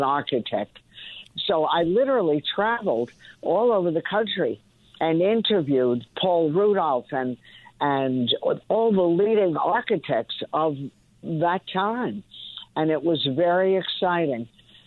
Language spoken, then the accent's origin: English; Lawrence, New York, United States; I grew up in Lawrence, Long Island